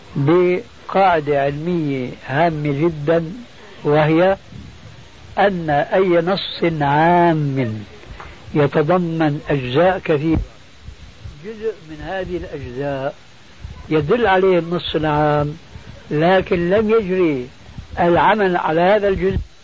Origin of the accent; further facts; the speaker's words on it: Damascus, Damascus Governorate, Syria; moved away; عندنا في دمشق